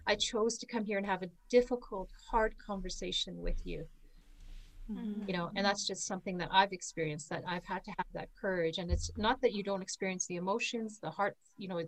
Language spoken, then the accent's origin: English; Canada; I'm from Canada